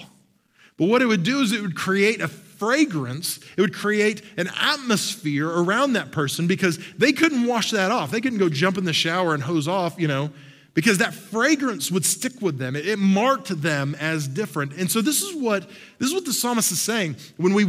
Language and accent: English; Oklahoma, United States; moved away as an adult; also born or lived in Texas; I grew up in Oklahoma and spent a lot of time in Texas